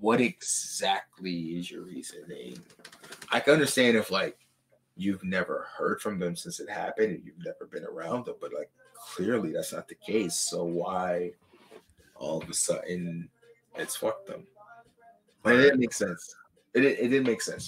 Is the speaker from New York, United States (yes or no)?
yes; New York, United States; as a New Yorker